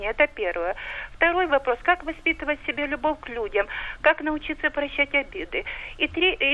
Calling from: Krasnodar Krai, Russia; Здравствуйте … из Краснодарского края.

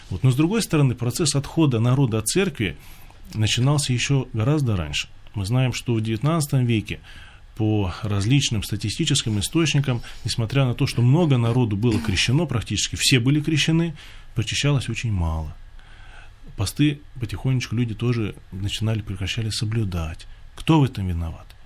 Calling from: Bryansk, Bryansk Oblast, Russia; я звоню из Брянска, крестьянин.

